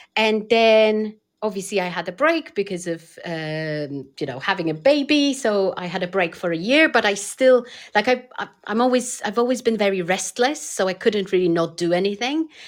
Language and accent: English; Poland; English is a second language; moved away; I'm originally from Poland